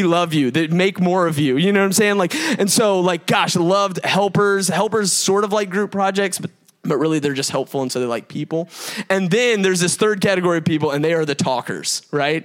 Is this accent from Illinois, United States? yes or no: no; Gwinnett County, Georgia, United States; I'm from Gwinnett County, booming out in South Gwinnett, like Lou Will. And so like, I actually went to South Gwinnett.